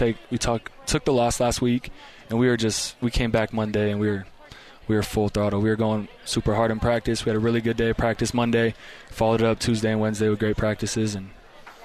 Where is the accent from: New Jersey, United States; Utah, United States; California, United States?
Utah, United States; Eagle Mountain; also born or lived in Hawaii; I grew up in Eagle Mountain, Utah, so I went to Westlake High School